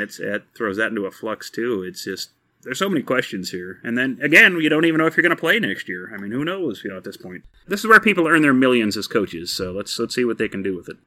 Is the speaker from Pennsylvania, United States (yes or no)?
no; Texas, United States; moved away; I am from Texas originally.